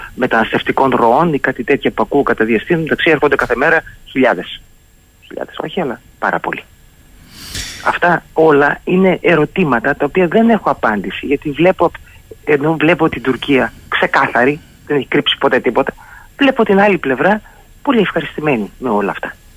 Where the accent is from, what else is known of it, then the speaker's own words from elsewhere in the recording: Thessaloniki, Central Macedonia, Greece; Θεσσαλονίκη η πατρίδα μου